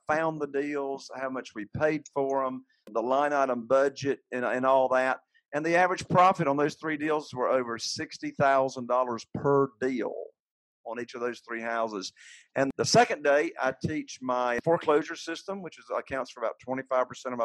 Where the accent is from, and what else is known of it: Moorhead, Minnesota, United States; born or raised there